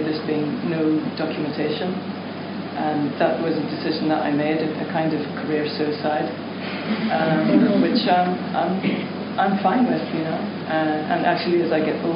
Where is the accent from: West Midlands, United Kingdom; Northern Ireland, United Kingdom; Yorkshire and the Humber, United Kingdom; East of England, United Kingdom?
Northern Ireland, United Kingdom; Belfast; I was born in 1968 in Belfast.